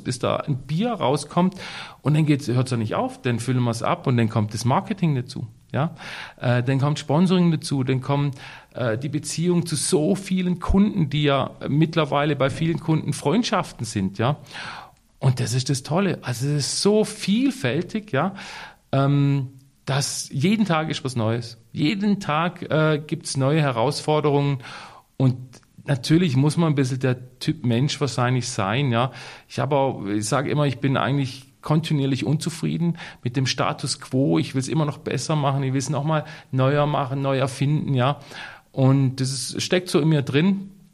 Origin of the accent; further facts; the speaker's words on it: Waldhaus, Baden-Württemberg, Germany; Ich bin ja hier aufgewachsen in Waldhaus